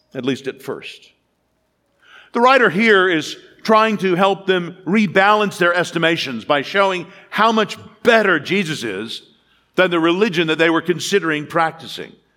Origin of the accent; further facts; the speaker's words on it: United States; As an American